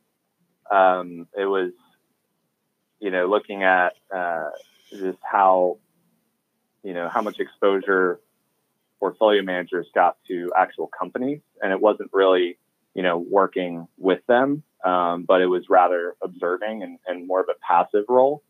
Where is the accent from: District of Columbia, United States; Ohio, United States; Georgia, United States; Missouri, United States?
District of Columbia, United States; Washington; moved away as an adult; also born or lived in New York City / Austin, Texas; originally, I'm from Washington, D.C., grew up there, went to high school a couple blocks away from the United States Capitol building.